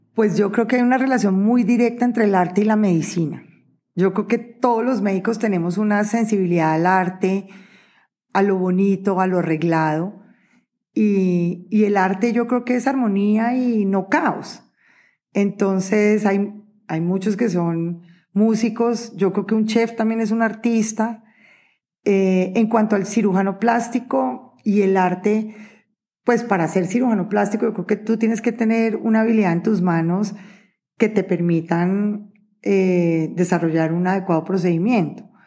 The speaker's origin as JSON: {"language": "Spanish", "town": "Neiva", "region": "Huila", "country": "Colombia", "tie": "born or raised there", "said": "nací en Neiva Huila y hay que apoyar la tierrita"}